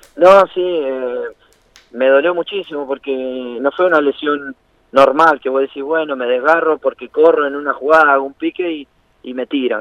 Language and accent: Spanish; Banfield, Buenos Aires Province, Argentina; moved away as an adult; also born or lived in Italy / Brazil; yo nací en Banfield